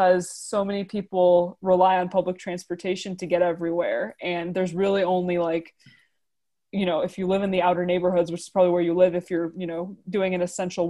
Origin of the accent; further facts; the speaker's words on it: United States; I'm from the U.S.